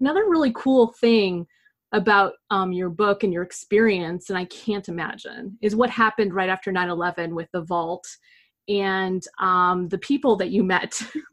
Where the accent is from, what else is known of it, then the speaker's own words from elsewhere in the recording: United States; as an American overseas